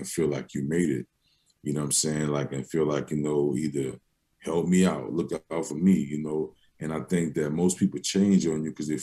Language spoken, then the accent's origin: English; New Orleans, Louisiana, United States; after I moved to the Third Ward from Holly Grove. Me and my mom and my older brother moved from Holly Grove.